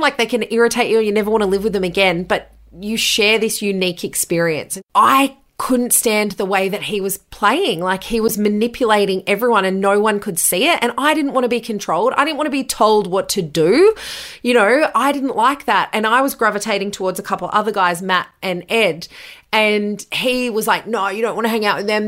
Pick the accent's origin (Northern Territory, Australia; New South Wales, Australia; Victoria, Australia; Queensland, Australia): New South Wales, Australia; Bathurst; moved away as an adult; also born or lived in Bunbury / Newcastle / London; I moved from Bunbury after two years to Newcastle, which was four hours from my hometown in Bathurst